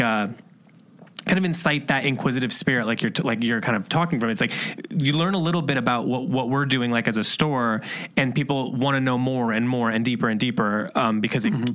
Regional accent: Indiana or Ohio, Midwest, United States; moved away; we're from Indiana and Ohio

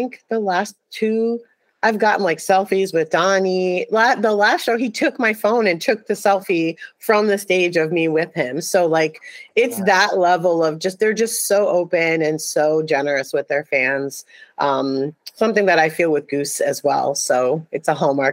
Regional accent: New York City, New York, United States; now I'm from New York City. I grew up in Brooklyn, New York

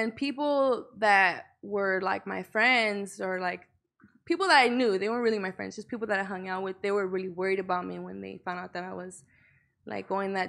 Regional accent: Los Angeles, California, United States; I'm from Northeast LA, Highland Park.

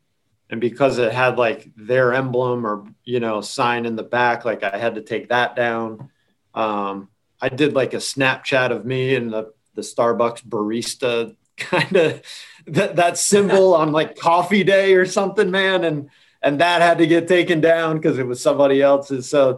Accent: Florida, United States; We're Publix people because we came from Florida.

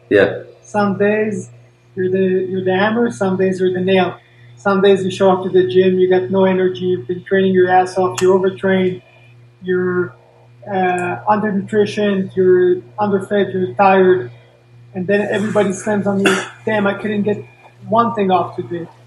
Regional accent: Paris, Île-de-France, France; born there; I was born in Paris.

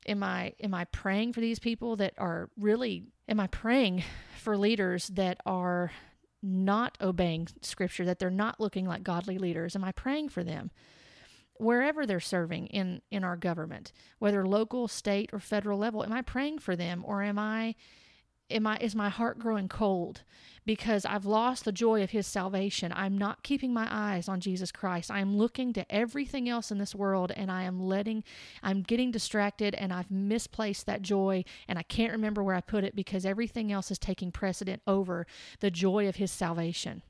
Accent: United States; I am an American

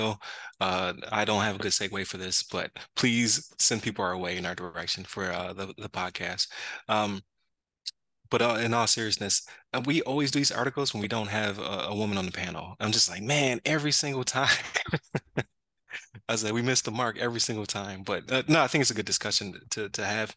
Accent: Buffalo, New York, United States; I'm from Buffalo, so I used to go across the Rainbow Bridge back in the day

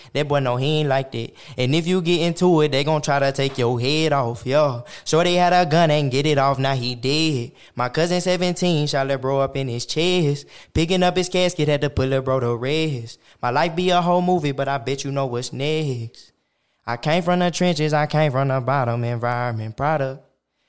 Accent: Oklahoma, United States; Yeah, I grew up

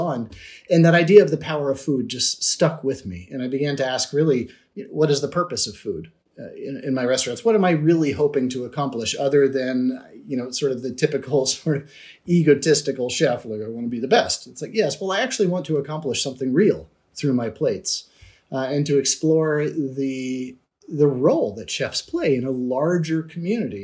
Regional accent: Washington, District of Columbia, United States; I was born and raised in Washington, D.C., in a very multi-ethnic neighborhood called Mount Pleasant

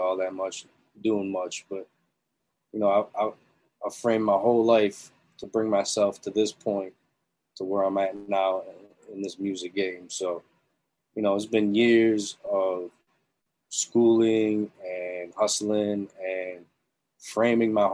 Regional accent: Syracuse, New York, United States; I'm from upstate. I grew up in Syracuse.

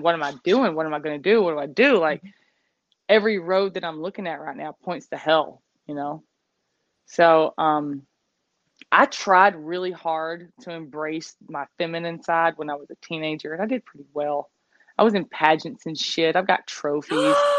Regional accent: the South, United States; growing up in the South

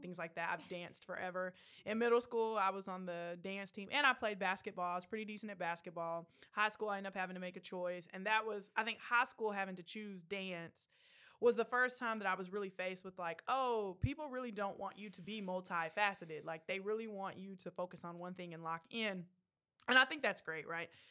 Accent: Killeen, Texas, United States; I grew up, um, in Killeen, Texas, so Central Texas, right up the road.

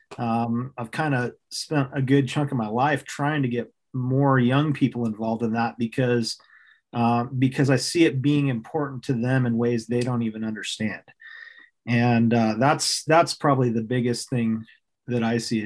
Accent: Fairbanks, Alaska, United States; also born or lived in Anchorage, Alaska; I grew up in Alaska. I was born in Anchorage, Alaska, and moved to Fairbanks shortly thereafter.

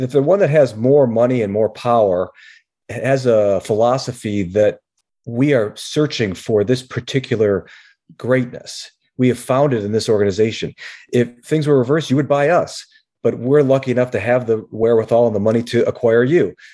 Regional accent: Rochester, New York, United States; we grew up in the Rochester, New York area, upstate New York

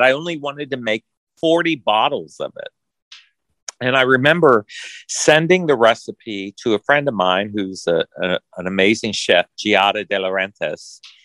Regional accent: Orange, Texas, United States; moved away as an adult; now in Kentucky, United States; I grew up in Orange, Texas

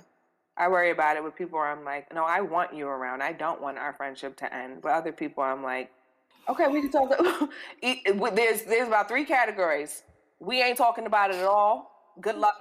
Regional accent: New York City, New York, United States; we grew up. We're both from the Bronx

